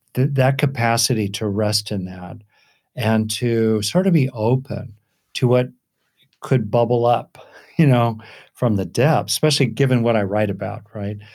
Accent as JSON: {"language": "English", "region": "Southern California", "country": "United States", "tie": "born or raised there", "said": "I grew up in Southern California"}